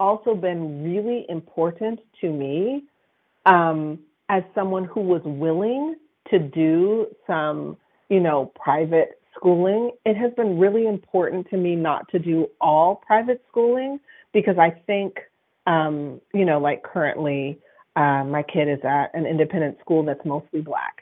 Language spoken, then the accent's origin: English; Berkeley, California, United States; I'm from the North Berkeley Flatlands